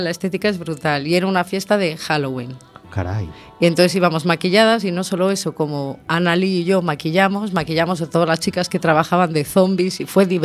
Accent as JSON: {"language": "Spanish", "region": "Canary Islands", "country": "Spain", "said": "Bueno, pues yo llegué un poco de Canarias con el buscarme la vida"}